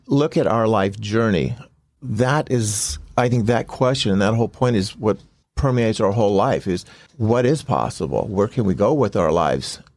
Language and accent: English; Compton, California, United States; I grew up in Compton